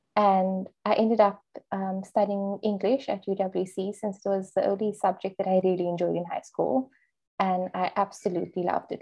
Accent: Cape Town, Western Cape, South Africa; I'm from Cape Town

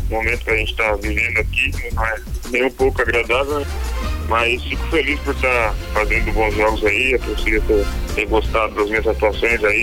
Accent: Araranguá, Santa Catarina, Brazil; Araranguá, Santa Catarina.

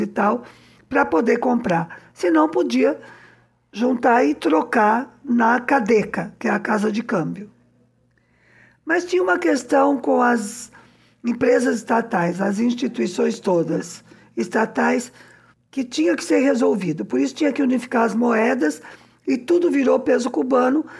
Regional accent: São Paulo, Brazil; now in Cuba; eu sou de São Paulo

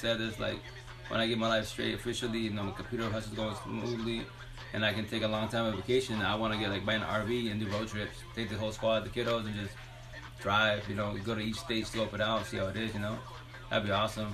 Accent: Sunnyside, Washington, United States; also born or lived in Toppenish, Washington / Seattle, Washington; I'm born and raised in Eastern Washington, Yakima Valley-wise, born in Toppenish, but and then raised in Sunnyside Island the majority of my life

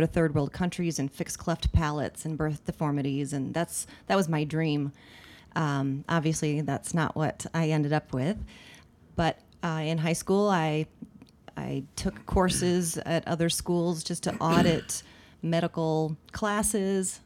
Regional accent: Littleton, Colorado, United States; I grew up mostly in Littleton, um, in the middle class suburbs. Uh, went to Arapahoe High School

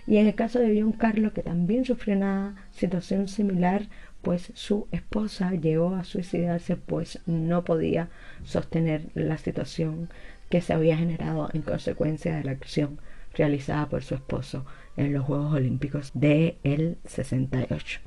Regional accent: Cuba; estaba muy orgullosa como cubana

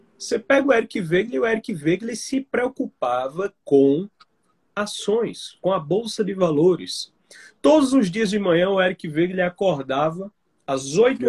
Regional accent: Campina Grande, Paraíba, Brazil; moved away as an adult; now in João Pessoa, Brazil; quando eu vim para a capital, para João Pessoa, eu, eu sou de Campina Grande

